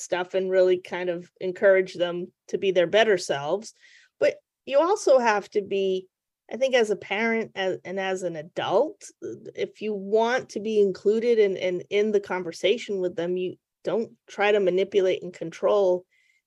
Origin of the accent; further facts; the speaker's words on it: New England, United States; I'm from New England